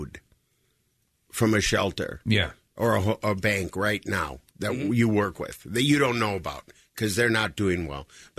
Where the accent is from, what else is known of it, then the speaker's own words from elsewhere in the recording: Minnesota, United States; moved away; I'm from Minnesota